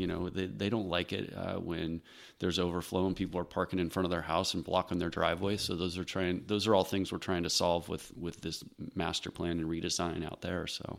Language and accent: English; Fair Oaks, California, United States; born and raised in Fair Oaks, I'm forty-seven years old, and, you know, spent my entire adult life here